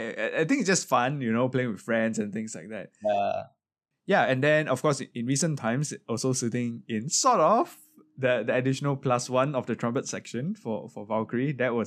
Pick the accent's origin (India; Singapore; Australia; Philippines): Singapore; Singaporean in SSO, of course we're all very proud of you and I think you are a great representative for us as Singaporean musicians to be in orchestra.